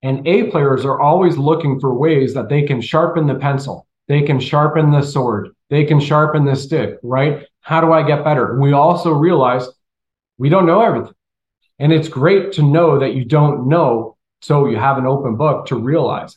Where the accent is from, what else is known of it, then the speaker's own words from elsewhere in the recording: Canada; moved away; also born or lived in Colorado, United States; I grew up in Canada. I lived in Colorado for 15, 18 years